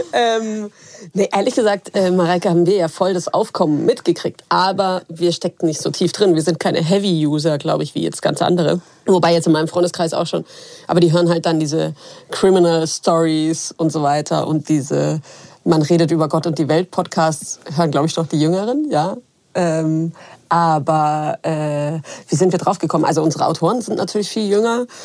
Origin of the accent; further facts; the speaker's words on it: Munich, Bavaria, Germany; Ich deswegen bin Münchnerin